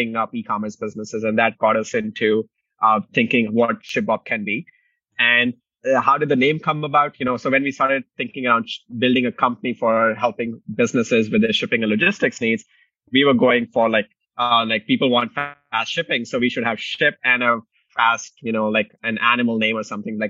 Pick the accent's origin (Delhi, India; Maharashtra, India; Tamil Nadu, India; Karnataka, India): Delhi, India; moved away as an adult; also born or lived in Indiana, United States; now in Chicago, United States; I grew up in Delhi, India, came to the US in 2007 to pursue engineering